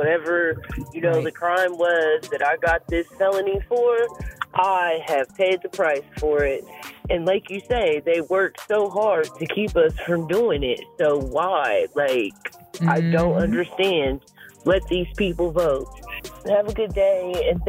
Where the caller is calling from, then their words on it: Columbus, Ohio, United States; I'm calling from Columbus, Ohio.